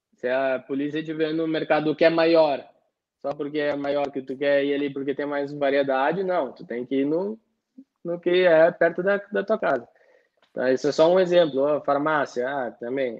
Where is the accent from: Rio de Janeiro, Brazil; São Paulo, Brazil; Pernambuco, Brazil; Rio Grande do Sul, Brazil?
Rio Grande do Sul, Brazil; Porto Alegre; moved away as an adult; now in Italy; Eu sou de Porto Alegre